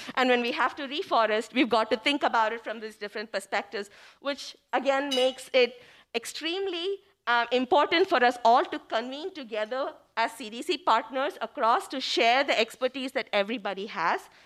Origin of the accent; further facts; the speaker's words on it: India; moved away as an adult; now in Cleveland, United States; I came from India